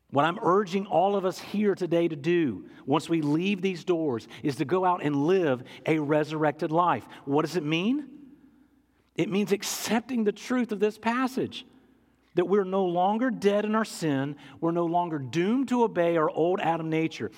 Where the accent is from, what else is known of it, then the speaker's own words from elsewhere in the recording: England, United Kingdom; I'm an English guy